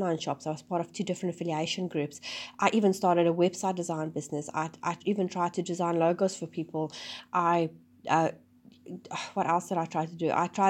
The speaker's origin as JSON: {"language": "English", "country": "South Africa", "lives_now": "New Zealand", "said": "and then we moved to New Zealand from South Africa."}